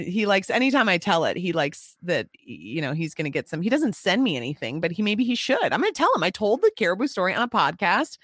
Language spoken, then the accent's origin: English; Apple Valley, Minnesota, United States; I'm from Apple Valley.